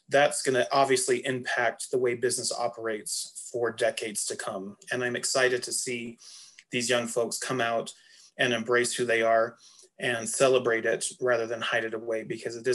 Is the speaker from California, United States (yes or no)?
no; Salt Lake City, Utah, United States; moved away; young teenage boy walking through any store or down the streets of Salt Lake City growing up